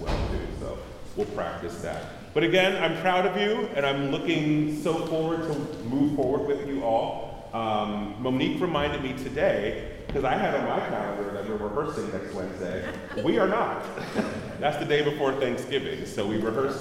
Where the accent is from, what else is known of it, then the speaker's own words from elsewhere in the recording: Philadelphia, Pennsylvania, United States; now in Oakland, United States; I'm from Philadelphia